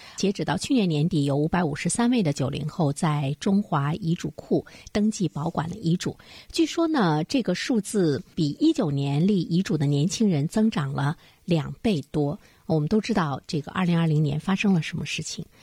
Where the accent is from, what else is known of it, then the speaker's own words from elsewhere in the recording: China; 我们中国人